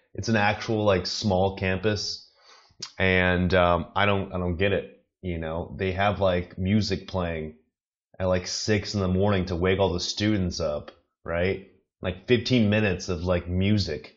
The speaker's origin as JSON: {"language": "English", "country": "United States", "moved": "yes", "said": "I'm American. I don't live in America"}